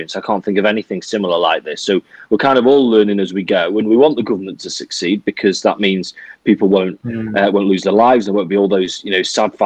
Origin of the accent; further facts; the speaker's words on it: Manchester, North West England, United Kingdom; moved away as an adult; now in Nottingham, United Kingdom; I'm from Manchester. So I moved to Nottingham when I was 19 for university, and I've lived ever since.